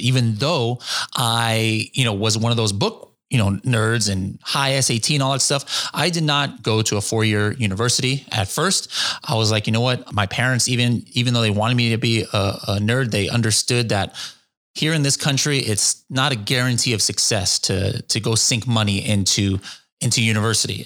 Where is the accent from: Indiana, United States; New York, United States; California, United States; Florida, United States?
California, United States; Orange County; also born or lived in Japan; I was born here in Orange County, California in the nineteen seventies